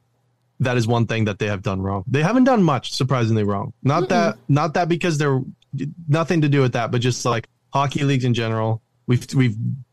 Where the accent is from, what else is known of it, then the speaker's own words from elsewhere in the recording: United States; I'm American